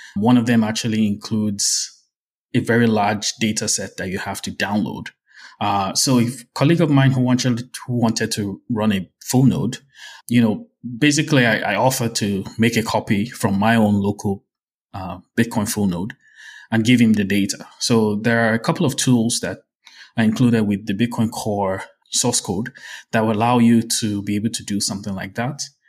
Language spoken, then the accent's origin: English; Nigeria; as a Nigerian